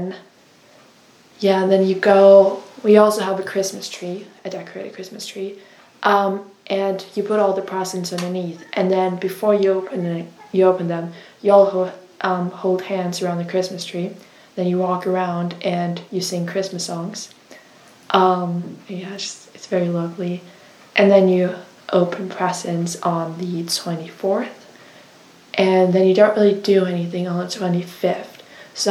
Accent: Denmark; now in United Kingdom; I am from Denmark

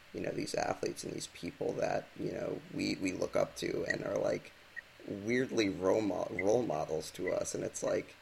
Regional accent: United States

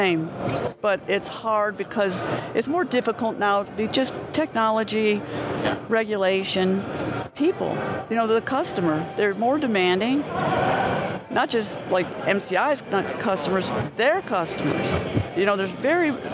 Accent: Chicago, Illinois, United States; I grew up and lived in Chicago all my life

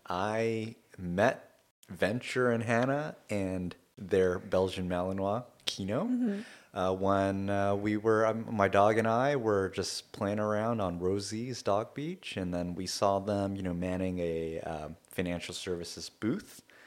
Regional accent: Kobe, Hyogo, Japan; So I'm originally from Kobe, Japan. Kobe is an interesting place.

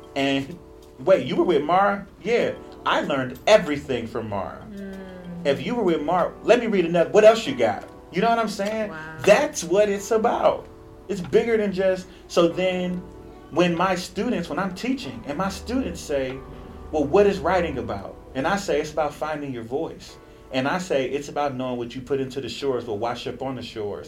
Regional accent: Cleveland, Ohio, United States; now in Los Angeles, United States; I'm a writer from Cleveland, Ohio, currently living in Los Angeles, California

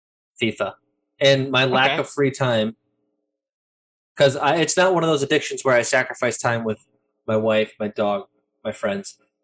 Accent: Ireland; have these hands so I can be Italian, even though I'm Irish.

